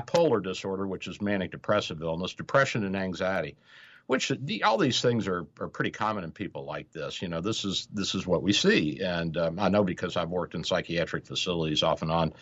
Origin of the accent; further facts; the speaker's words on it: Kentucky, United States; I'm from Kentucky.